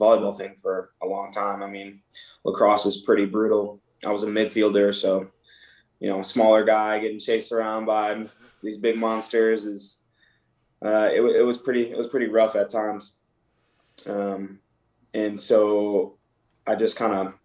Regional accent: Michigan, United States; So I'm originally from Michigan, so I played a lot of hockey growing up

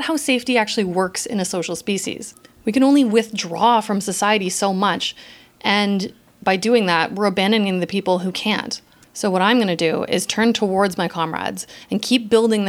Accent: Canada; I'm Canadian

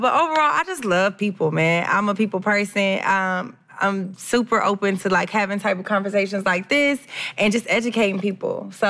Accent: Atlanta, Georgia, United States; I'm from Atlanta, Georgia. That's why I go by … That's my radio personality name. I'm a radio personality on Streets 94.5 FM here in Atlanta.

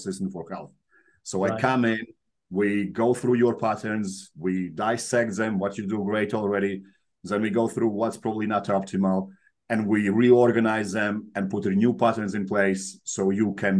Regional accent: Latvia; moved away as an adult; also born or lived in Soviet Union; now in United Kingdom; So in Latvia, I come from Latvia. We were part of Soviet Union, then we broke up. It was the independent country for a while. Then we joined European Union, and that's where I moved to UK.

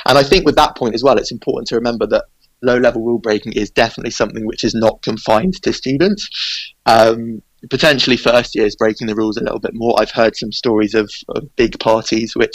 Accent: England, United Kingdom; accent: English; now in Edinburgh, United Kingdom; obviously by the sound of my voice, I'm English

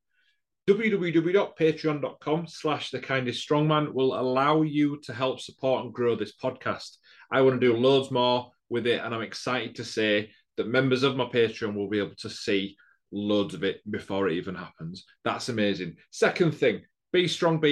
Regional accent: Leeds, Yorkshire and the Humber, United Kingdom; I'm from Leeds

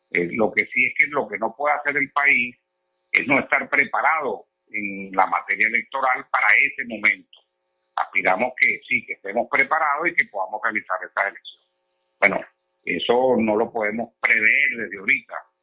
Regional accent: Venezuela

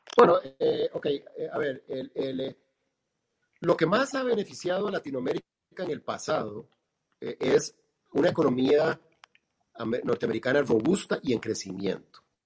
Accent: Costa Rica; nosotros como ticos

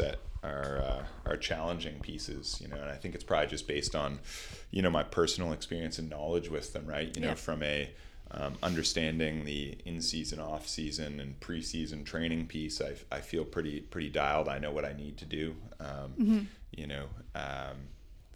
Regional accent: Nova Scotia, Canada; now in Hamilton, Canada; I grew up in Nova Scotia in sort of a bit of a rural area on a lake

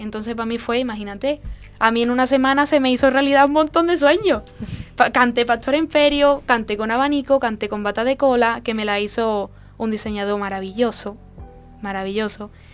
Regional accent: La Lantejuela, Andalusia, Spain; Yo soy de la Antejuela, cerquita de, Dosuna

